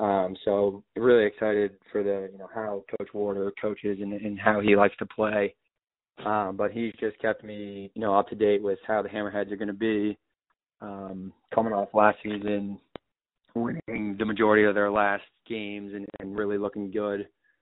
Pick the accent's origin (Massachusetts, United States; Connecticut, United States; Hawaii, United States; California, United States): Connecticut, United States; to be able to play at the next level in Connecticut, where it's basically in my hometown, is just an unreal opportunity for me.